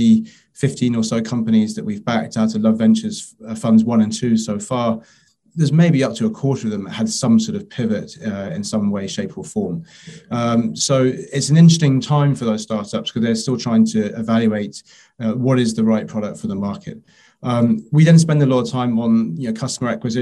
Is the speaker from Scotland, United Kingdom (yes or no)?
no; London, United Kingdom; moved away as an adult; also born or lived in Paris; I'm a Londoner, I'm born and bred